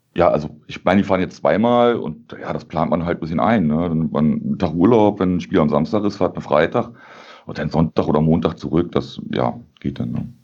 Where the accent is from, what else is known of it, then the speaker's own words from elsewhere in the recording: Berlin, Germany; moved away as an adult; now in Bonn, Germany; aus Berlin komme ich. Ähm, aufgewachsen bin ich in, in Treptow, in Baumschulenweg, 200 Meter von der Mauer weg im Osten